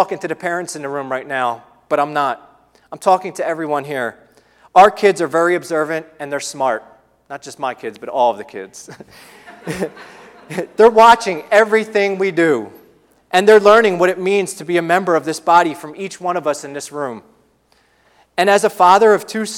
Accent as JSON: {"language": "English", "town": "Philadelphia", "region": "Pennsylvania", "country": "United States", "moved": "yes", "said": "We don't live near our extended families. We're from the Philadelphia area."}